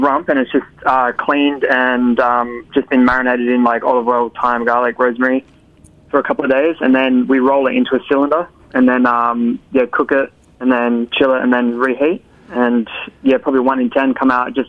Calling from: Perth, Western Australia, Australia; I'm calling from Perth, Australia.

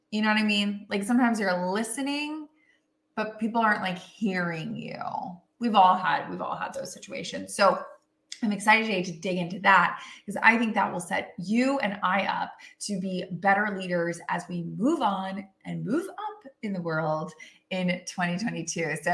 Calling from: Austin, Texas, United States; I'm coming in from Austin, Texas

